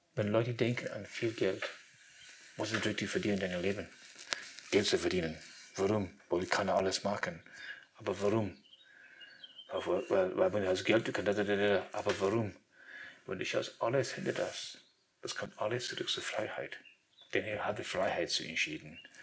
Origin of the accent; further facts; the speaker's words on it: Scotland, United Kingdom; German is a second language; moved away; ich will zurück zu meiner Heimat, zum Schottland.